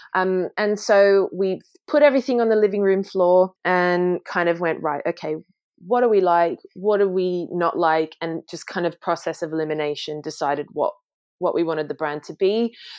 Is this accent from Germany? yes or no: no; Sydney, New South Wales, Australia; now in London, United Kingdom; I grew up, you know, in a family business, you know, my parents ran and my dad still runs a successful plant nursery in Sydney